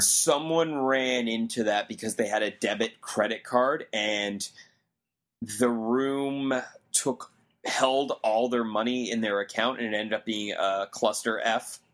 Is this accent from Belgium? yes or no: no; Canada; I'm a Canadian in America